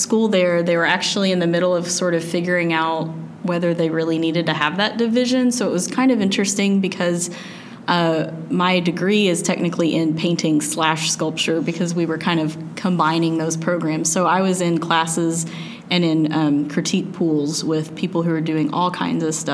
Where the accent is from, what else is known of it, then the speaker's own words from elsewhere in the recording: Little Rock, Arkansas, United States; also born or lived in Illinois; I grew up in Little Rock, but kind of out in the country a little bit